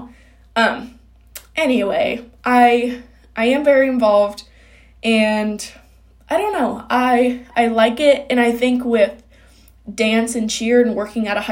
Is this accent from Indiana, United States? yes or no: yes; Kokomo, Indiana, United States; I'm from Kokomo, Indiana.